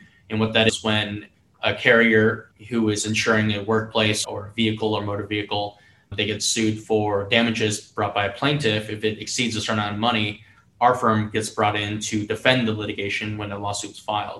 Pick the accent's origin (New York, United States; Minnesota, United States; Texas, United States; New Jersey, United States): Texas, United States; Plano; now in Houston, United States; I am from Dallas, Texas, born and raised in a suburb of Dallas in North Dallas called Plano